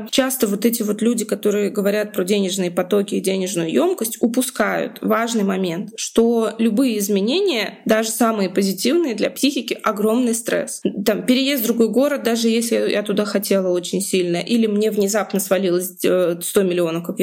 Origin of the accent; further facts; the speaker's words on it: Moscow, Russia; ну, допустим, я из Москвы, да, если сейчас я зарабатываю в рублях